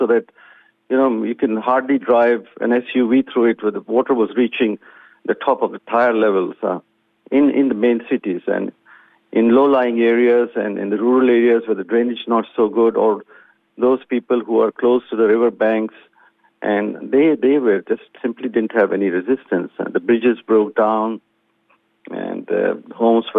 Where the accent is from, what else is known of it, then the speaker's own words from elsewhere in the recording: Pakistan; now in Australia; being Pakistani or being of Pakistani origin